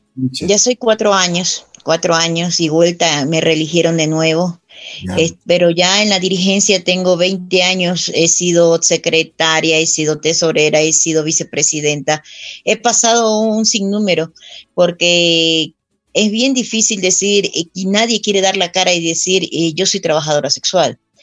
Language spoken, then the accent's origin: Spanish; Guayaquil, Guayas, Ecuador; now in Quito, Ecuador; yo nací en Guayaquil, pero ya. aquí ya tengo más de 30 años viviendo